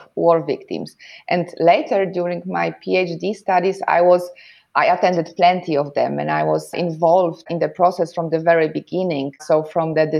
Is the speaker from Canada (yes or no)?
no; Poland; moved away as an adult; now in Germany; I was born and raised in Poland. I live and work in Germany